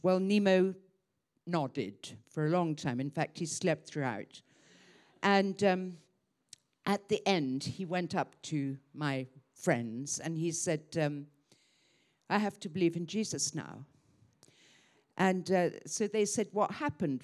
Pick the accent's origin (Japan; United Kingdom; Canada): United Kingdom; Croydon, London; moved away as an adult; also born or lived in Hong Kong; I grew up in Croydon, Surrey